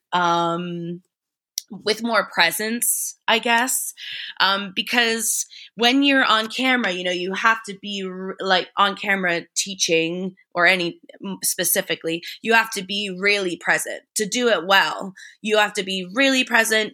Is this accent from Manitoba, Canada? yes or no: no; Paris, Ontario, Canada; moved away as an adult; also born or lived in London; now in Paris, Canada; we're in my hometown now